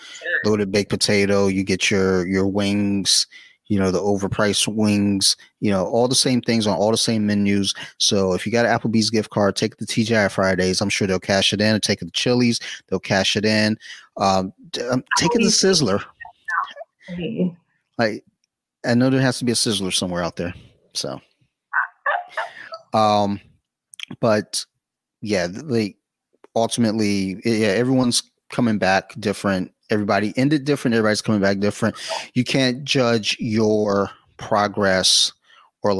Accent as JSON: {"language": "English", "town": "Detroit", "region": "Michigan", "country": "United States", "said": "I'm from Detroit"}